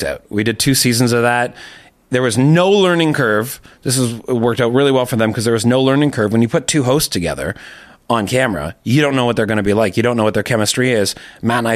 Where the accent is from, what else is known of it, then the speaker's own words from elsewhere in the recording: Toronto, Ontario, Canada; In Etobicoke. So, and I'm still there now